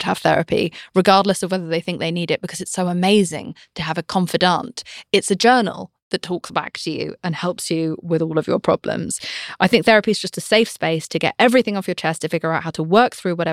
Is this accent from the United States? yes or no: no; United Kingdom; I'm British